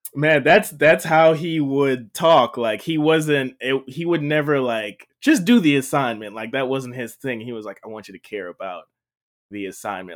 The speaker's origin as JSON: {"language": "English", "country": "Jamaica", "tie": "born or raised there", "said": "I grew up in Jamaica, um, not Jamaica, Queens, Jamaica, the island"}